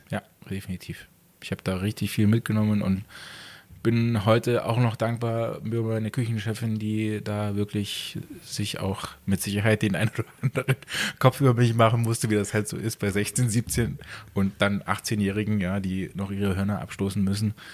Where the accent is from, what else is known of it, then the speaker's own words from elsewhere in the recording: Pasewalk, Mecklenburg-Vorpommern, Germany; born there; now in Garmisch-Partenkirchen, Germany; Gebürtig aus bin ich ganz aus dem Norden, im ähm, Pasewalk. Das ist an der Grenze äh, zwischen äh, MacPom und Brandenburg.